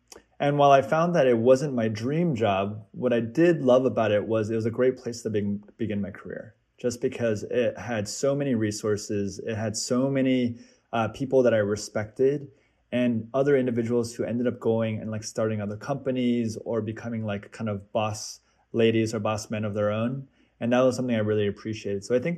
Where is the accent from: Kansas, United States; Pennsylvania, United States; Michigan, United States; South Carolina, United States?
Kansas, United States; also born or lived in Seattle, Washington; I am Korean American. I was actually born in Seattle, Washington, but moved around quite a bit and spent most of my childhood actually growing up in Kansas, which is rare.